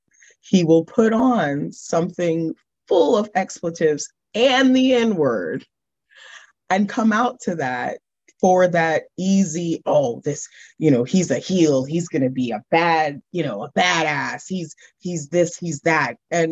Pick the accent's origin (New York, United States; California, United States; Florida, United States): Florida, United States; Orlando; Like, no, I'm from Orlando.